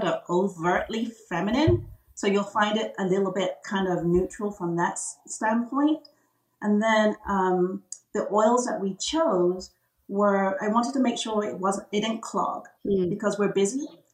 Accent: England, United Kingdom; moved away as an adult; now in United States; I was born and bred in England

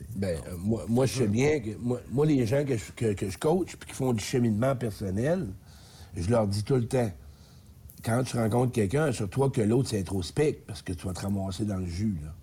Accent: Beauce, Quebec, Canada; moved away; je descends en Beauce, mon patelin. Je voulais voir mes chums un peu, parce que je viens de là

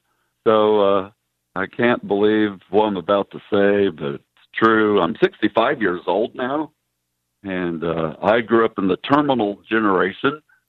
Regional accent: Midwest, United States; And I grew up in the Midwest

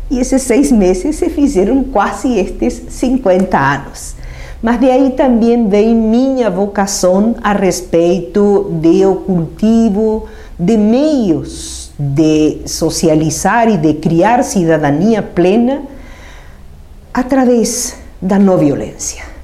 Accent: Argentina; accent: Argentine; Portuguese is a second language; moved away as an adult; now in Brazil; de minha origem argentina, então também compreenderão este meu sotaque. Um sotaque que, por mais de estar 50 anos no Brasil, simplesmente teima, hum, teima em persistir.

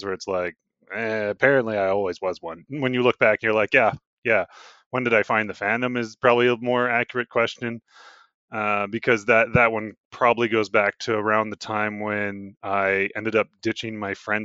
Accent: the Prairies, Canada; also born or lived in Saskatchewan / Alberta; I have dual citizenship for both Alberta and Saskatchewan.

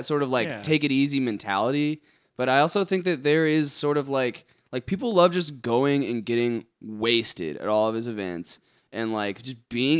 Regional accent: United States; Being American

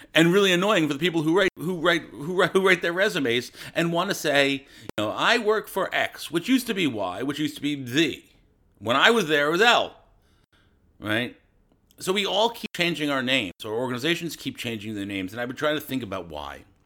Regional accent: United States; I'm American

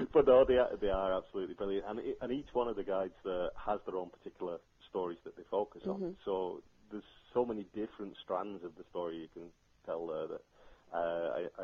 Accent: Clonmel, Tipperary, Ireland; my hometown of Clonmel

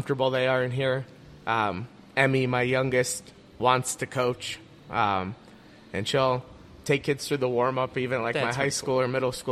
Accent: Leroy, Ohio, United States; growing up in Leroy, and I went to high school at NDCL

